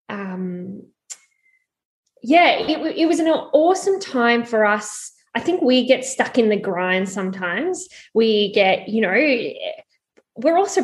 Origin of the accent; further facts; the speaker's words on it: Mornington Peninsula, Victoria, Australia; I'm from the Mornington Peninsula